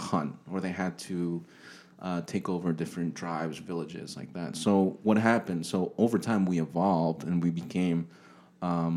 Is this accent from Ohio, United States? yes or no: no; Long Island, New York, United States; also born or lived in Georgia / Texas; now in Plano, United States; I'm from Long Island